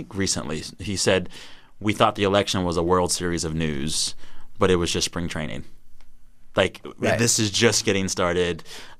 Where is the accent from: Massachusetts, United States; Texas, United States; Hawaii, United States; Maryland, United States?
Texas, United States; moved away; Texas, my home state